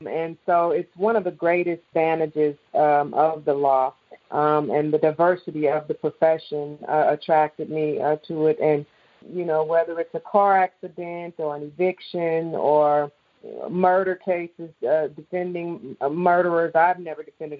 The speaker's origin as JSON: {"language": "English", "town": "East St. Louis", "region": "Illinois", "country": "United States", "tie": "born or raised there", "said": "I grew up in East St. Louis, Illinois"}